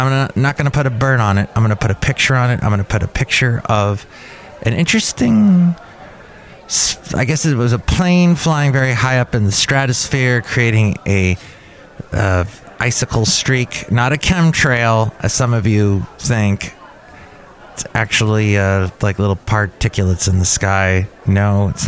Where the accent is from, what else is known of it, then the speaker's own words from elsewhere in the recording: Los Angeles, California, United States; I grew up in California